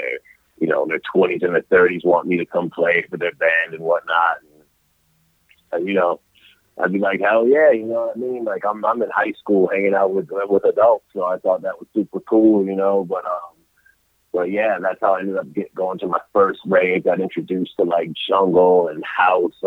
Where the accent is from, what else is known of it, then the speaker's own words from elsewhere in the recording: Rochester, New York, United States; I'm from Rochester, New York, but I grew up in a suburb a little outside of there